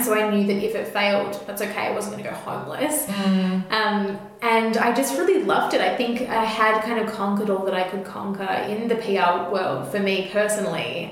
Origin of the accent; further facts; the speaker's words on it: Melbourne, Victoria, Australia; I grew up in Camberwell here in Melbourne, which is like a very leafy green suburb